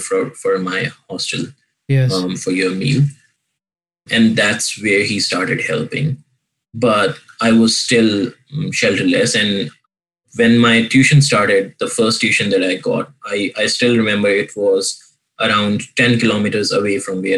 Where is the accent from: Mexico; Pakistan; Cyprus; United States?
Pakistan; moved away; my home, like home country in Pakistan